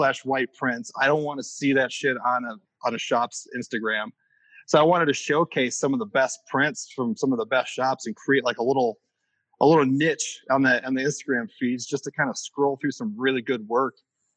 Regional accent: Northwest Indiana, United States; moved away as an adult; also born or lived in Chicago; I grew up in Northwest Indiana, moved to Chicago.

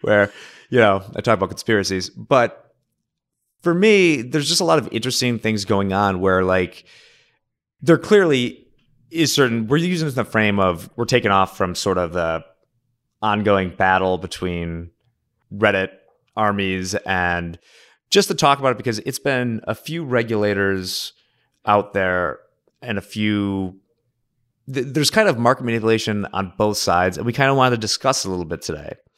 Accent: Oak Park, Illinois, United States; the high school in my hometown, Oak Park

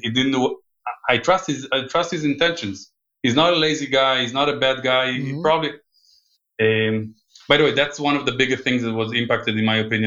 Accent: Israel; English is a second language; moved away; also born or lived in United States; I grew up in Israel, but I lived quite a few times here with my family

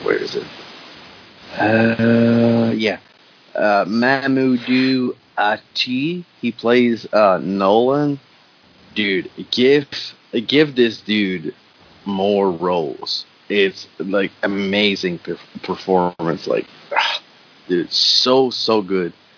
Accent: Canada; English is a second language; I'm French Canadian

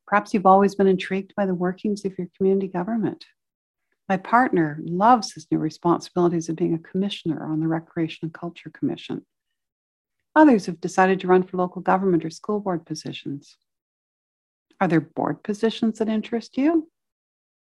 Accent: Victoria, British Columbia, Canada; I spent several years as a child growing up in Victoria on the slopes of Mount Tolmie

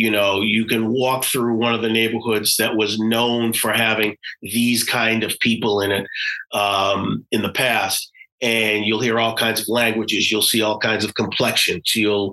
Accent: Boston, Massachusetts, United States; those days you would travel to another part of the country and you'd say, I'm from Boston. You're from Boston? How can you?

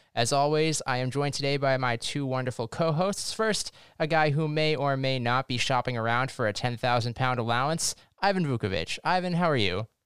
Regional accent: United States; accent: American; we're American, as you can probably tell by our accents

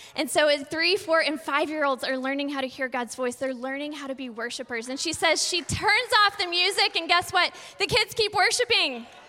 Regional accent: Texas, United States; We're from Texas, so we say, hey, y'all

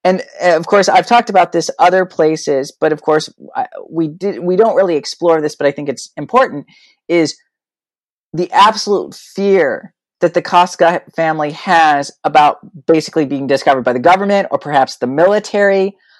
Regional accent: Illinois, United States; born there; also born or lived in New Mexico / Texas; And I was born in Illinois. My biological dad died. We moved to New Mexico. I think we had 3 houses in Las Cruces. Then we moved to Austin.

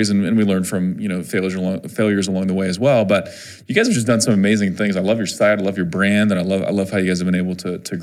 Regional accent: Missouri, United States; my home state of Missouri

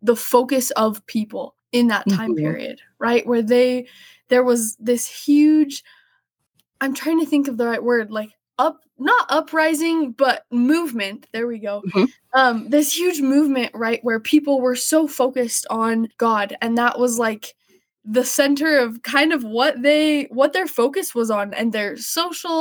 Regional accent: Houston, Texas, United States; I am from Houston, Texas

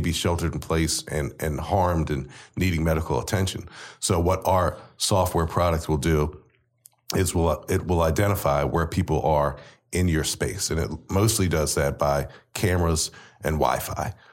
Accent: College Park, Maryland, United States; I was born and raised literally right down the road from where you guys are in College Park.

